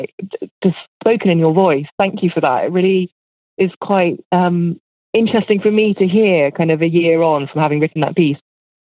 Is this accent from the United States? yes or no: no; United Kingdom; And because I'm a British person, I'm obsessed with the sunshine.